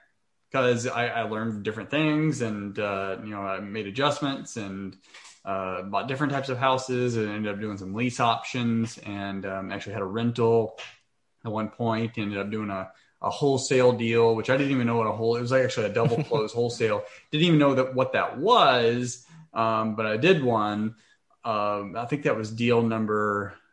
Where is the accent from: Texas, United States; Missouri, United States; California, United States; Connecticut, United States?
Texas, United States; Waco; moved away; in Waco, Texas. So that's my hometown.